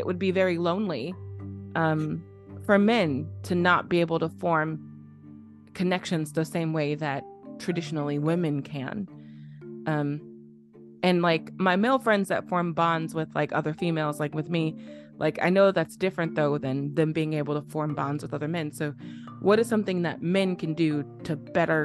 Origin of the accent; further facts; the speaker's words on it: Illinois, United States; I'm from Illinois.